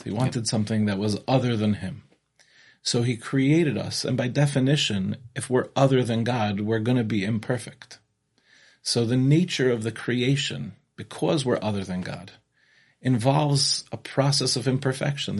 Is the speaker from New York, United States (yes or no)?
yes; Five Towns, New York, United States; moved away as an adult; now in Israel; I grew up in the Five Towns